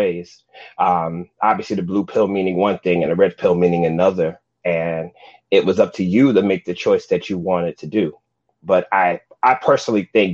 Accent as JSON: {"language": "English", "region": "New York", "country": "United States", "tie": "born or raised there", "said": "I'm a born and bred New Yorker, even though I may not act like it sometimes, but I am a New Yorker"}